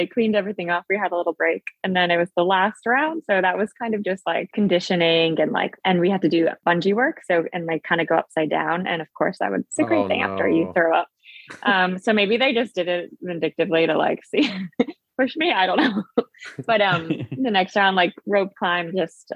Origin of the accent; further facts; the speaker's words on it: New Jersey, United States; moved away as an adult; From Jersey